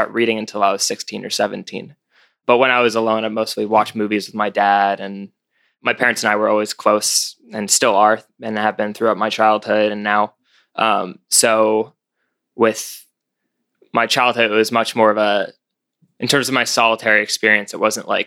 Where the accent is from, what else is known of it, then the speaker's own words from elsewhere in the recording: Connecticut, United States; also born or lived in New York; I grew up in a small town in Connecticut